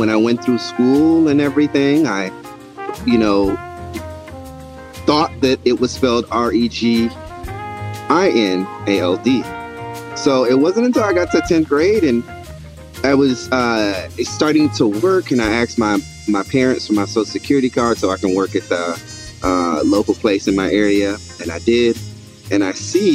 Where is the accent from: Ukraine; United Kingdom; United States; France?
United States; the South; I'm from the South